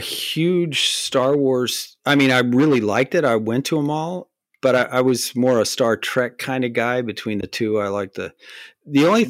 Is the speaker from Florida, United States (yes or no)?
yes; Miami, Florida, United States; I was born in Miami